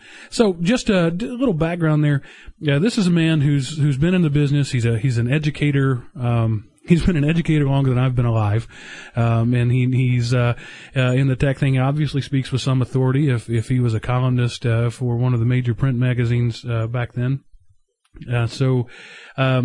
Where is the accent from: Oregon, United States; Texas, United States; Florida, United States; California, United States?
Texas, United States; I grew up in Texas